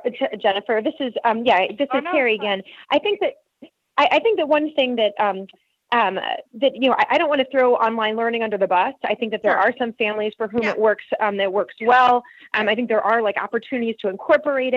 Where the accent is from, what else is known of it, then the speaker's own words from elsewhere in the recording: United States; moved away as an adult; now in Germany; as an American